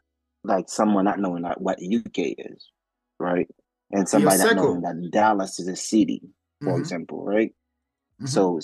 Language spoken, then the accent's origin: English; Haiti; moved away; So growing up in Haiti, right?